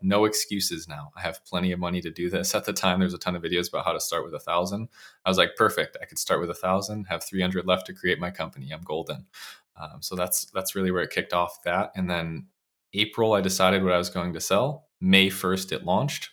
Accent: Bristol, Connecticut, United States; I grew up in Bristol, Connecticut

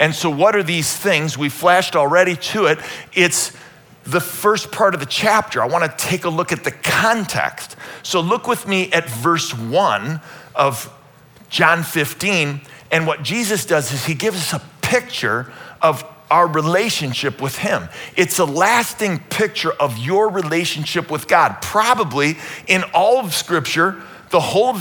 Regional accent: Cleveland, Ohio, United States; born or raised there

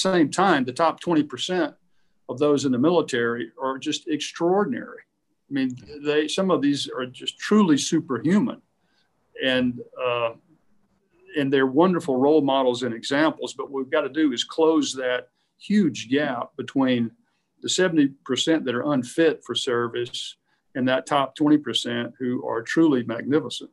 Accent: United States

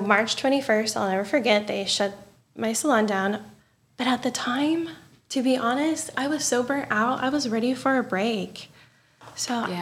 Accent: Pinckneyville, Illinois, United States; also born or lived in Fort Collins; I could come back to my hometown and give like big city service to my people

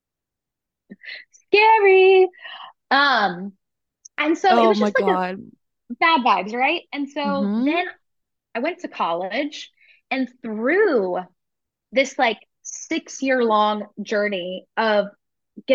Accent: Tennessee, United States; I'm from Tennessee

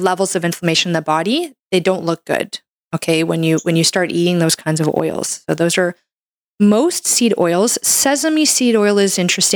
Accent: Canada; I'm a Canadian medical doctor

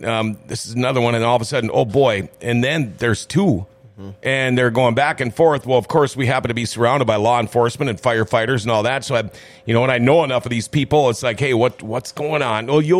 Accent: Minnesota, United States; born and raised in Minnesota, I have spent maybe a total of 5 years of my 58 years not being a Minnesota resident. Maybe 8 years.

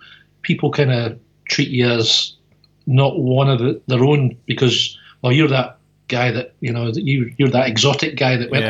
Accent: Peebles, Scotland, United Kingdom; moved away as an adult; now in Canada; Peebles, which is my, like, hometown, if you like, from the borders.

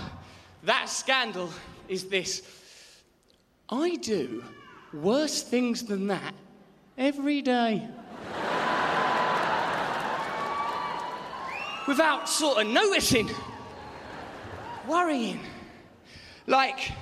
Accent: England, United Kingdom; I am an English gentleman

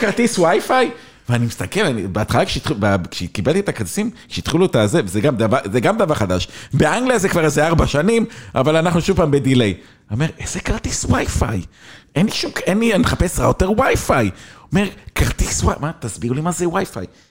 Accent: Israel; moved away as an adult; also born or lived in England; אני ישראלי קטנצ'יק

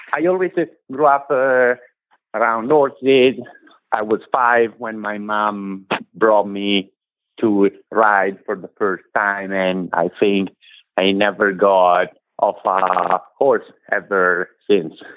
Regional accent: Italy; moved away as an adult; now in United States; I come from Italy. I am 41. I moved in this country 10 years ago

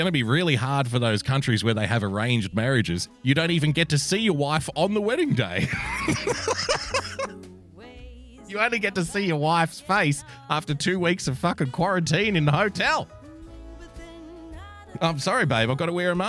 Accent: Australia; I'm obviously an Australian.

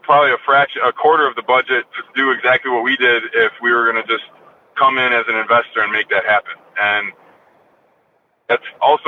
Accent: New York, United States; moved away; going back to my home state and, you know, really giving back to the community that, you know, raised me

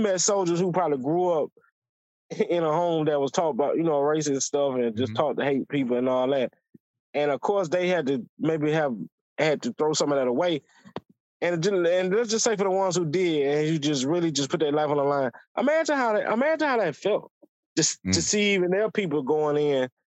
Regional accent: United States; I'm just American, dog. Like, I'm a historian, like me.

